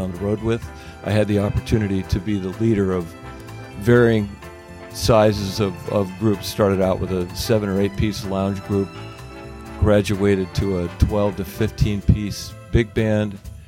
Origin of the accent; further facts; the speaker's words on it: Findlay, Ohio, United States; also born or lived in Dallas, United States / Las Vegas, United States / Los Angeles, United States; Okay, so I grew up in Findlay, Ohio, and went to Bowling Green, where I majored in music.